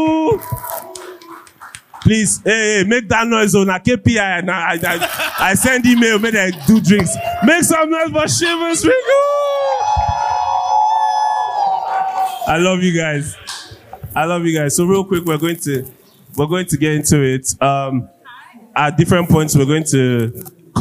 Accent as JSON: {"language": "English", "country": "Nigeria", "said": "I'm a Nigerian"}